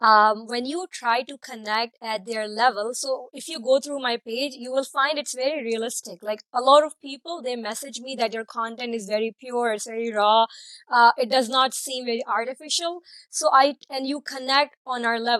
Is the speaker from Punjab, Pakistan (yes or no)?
no; Karachi, Sindh, Pakistan; moved away as an adult; now in Toronto, Canada; I'm from Pakistan. I'm from Karachi.